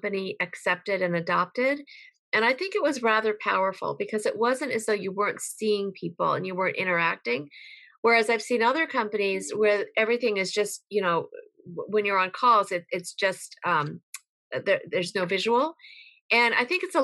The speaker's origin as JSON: {"language": "English", "region": "Connecticut", "country": "United States", "tie": "born or raised there", "said": "I was raised in Connecticut"}